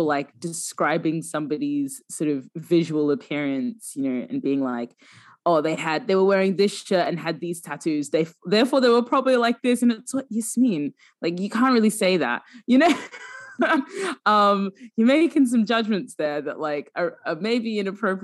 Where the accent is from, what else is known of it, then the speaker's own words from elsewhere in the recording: Sudan; I'm from Sudan